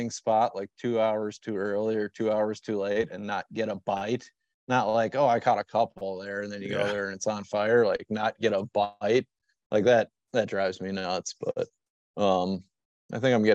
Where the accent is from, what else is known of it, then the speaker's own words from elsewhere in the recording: Minnesota, United States; I grew up in Minnesota.